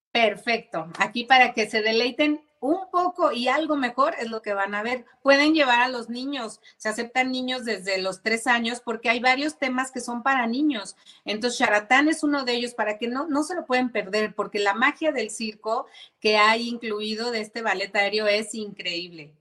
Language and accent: Spanish; Zapopan, Jalisco, Mexico; quiero agradecerle a mi tierra, sí quiero agradecerle a Zapopan